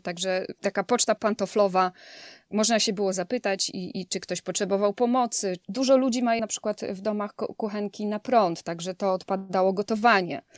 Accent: Leżajsk, Subcarpathian Voivodeship, Poland; moved away as an adult; now in Houston, United States; Obydwoje jesteśmy z Leżajska, z Podkarpacia

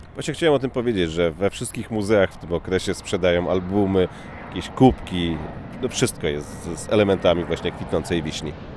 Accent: Szczecin, West Pomeranian Voivodeship, Poland; now in Washington, United States; pochodzimy ze Szczecina

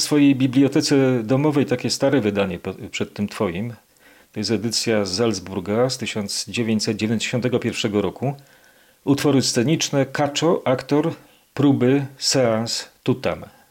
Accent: Kraków, Lesser Poland, Poland; Ja jako nowochucianin

